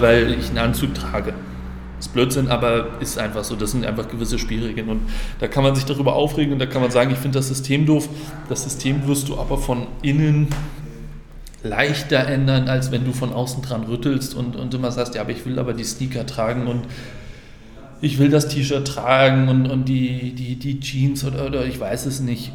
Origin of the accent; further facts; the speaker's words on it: Flensburg, Schleswig-Holstein, Germany; moved away as an adult; now in Frankfurt, Germany; ich bin gebürtiger Flensburger